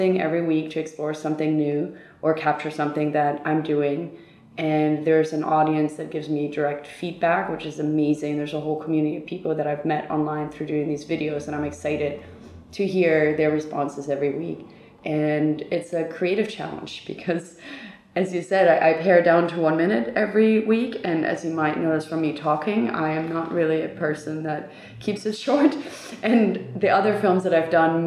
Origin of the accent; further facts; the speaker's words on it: Hamburg, Germany; also born or lived in New York; now in Berlin, Germany; I'm originally from Hamburg, Germany